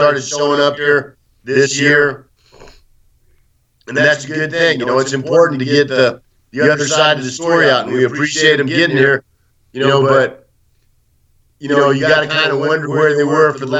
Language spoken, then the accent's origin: English; Austin, Texas, United States; moved away as an adult; now in Donetsk, Ukraine; my hometown in the United States, Austin, Texas